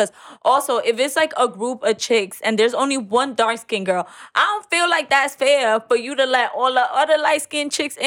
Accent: New York City, New York, United States; I'm Dominican, one, and I was raised in Bushwick.

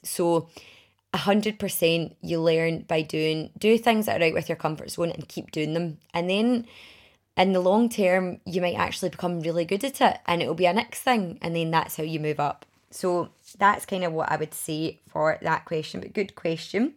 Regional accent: Milngavie, Scotland, United Kingdom; also born or lived in Glasgow / Edinburgh; I grew up in Mulgye

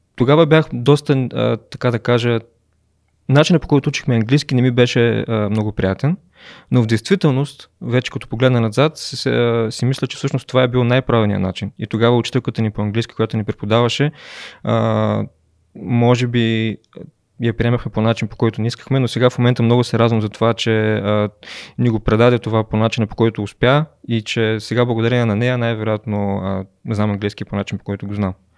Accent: Momchilgrad, Kardzhali Province, Bulgaria; moved away as an adult; also born or lived in Sofia; родом съм от Момчилград и съм а, живял там до горе-долу отиването ми в университет

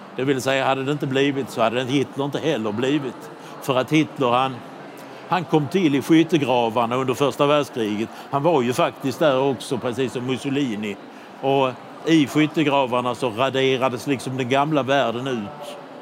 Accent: Budapest, Hungary; hemma i Budapest

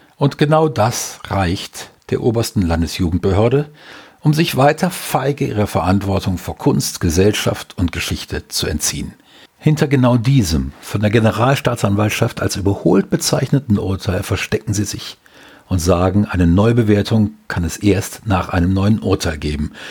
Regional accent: Germany; als Deutscher

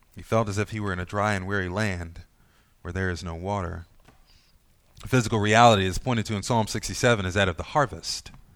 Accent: United States; We as American Christians

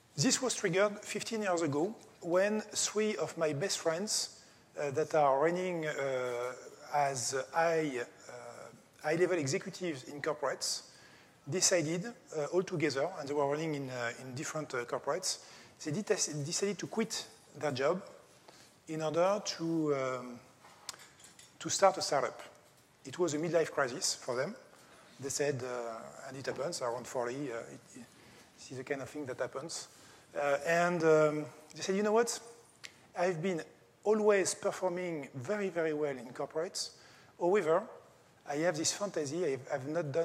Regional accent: France; English is a second language; I'm coming from France

